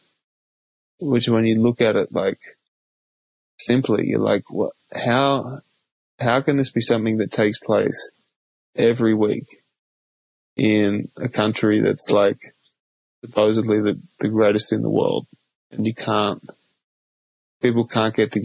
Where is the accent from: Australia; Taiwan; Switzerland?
Australia; now in United States; growing up in Australia